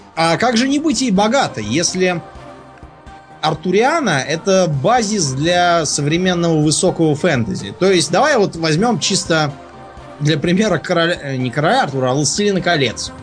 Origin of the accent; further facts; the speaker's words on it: Moscow, Russia; я просто москвич